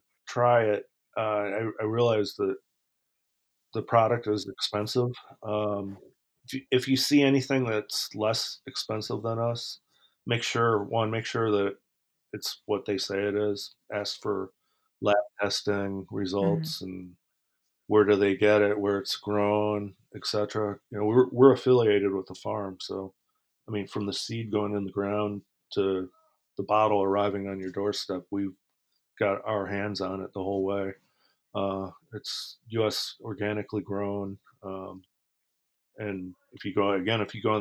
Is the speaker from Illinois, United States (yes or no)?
yes; Chicago, Illinois, United States; also born or lived in Toronto, Canada; I grew up in Chicago.